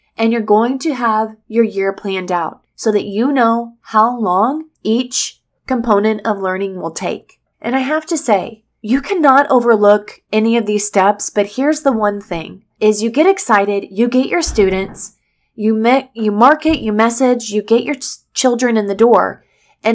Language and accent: English; Missouri, United States; I'm from the Midwest. I'm from Missouri, which is the heartland